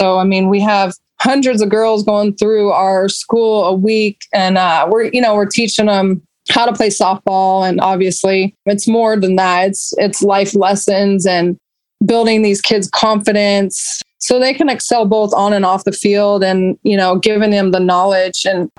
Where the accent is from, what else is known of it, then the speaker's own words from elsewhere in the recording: Roseville, United States; And luckily I was from Roseville, so I sort of had a name.